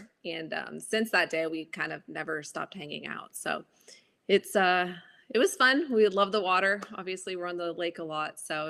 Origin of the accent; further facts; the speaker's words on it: Honolulu, Hawaii, United States; also born or lived in Los Angeles; now in Mooresville, United States; I grew up in Honolulu, Hawaii